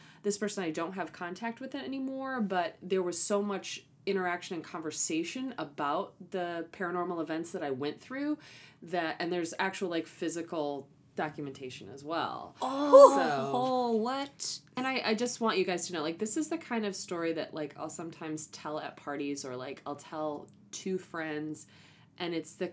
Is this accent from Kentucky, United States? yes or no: no; Michigan, United States; I'm from Michigan